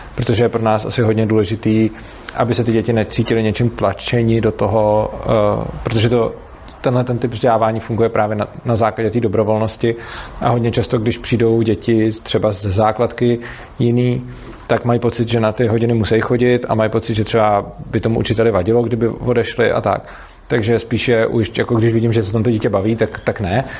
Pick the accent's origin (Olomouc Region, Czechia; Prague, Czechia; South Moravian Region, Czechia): Prague, Czechia; jsem z Prahy a ta škola je v Brně